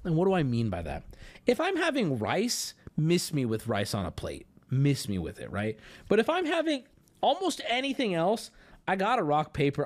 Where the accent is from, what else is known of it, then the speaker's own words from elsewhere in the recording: San Diego, California, United States; growing up in San Diego, going to high school in San Diego